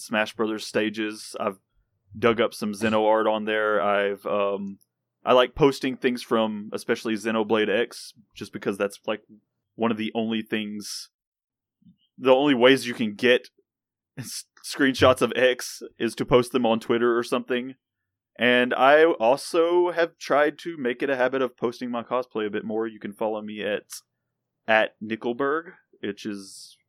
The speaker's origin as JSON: {"language": "English", "region": "the South", "country": "United States", "said": "I am from the South"}